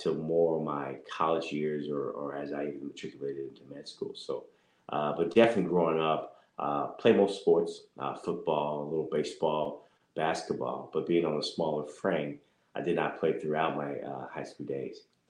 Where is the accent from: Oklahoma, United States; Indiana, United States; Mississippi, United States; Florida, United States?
Indiana, United States; Indianapolis; moved away; I'm originally from Indianapolis, Indiana, born and raised